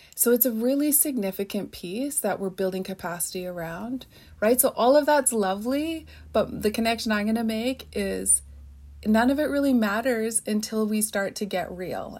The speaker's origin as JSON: {"language": "English", "area": "Chemainus First Nation", "region": "British Columbia", "country": "Canada", "said": "I'm from Shemanis First Nation"}